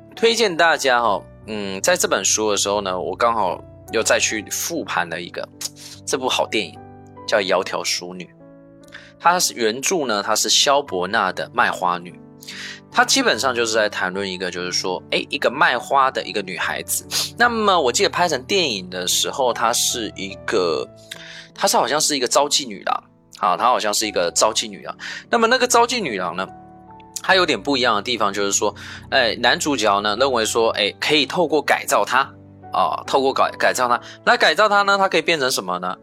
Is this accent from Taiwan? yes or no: yes; Taiwan; also born or lived in mainland China; now in China; 像在我的老家台湾，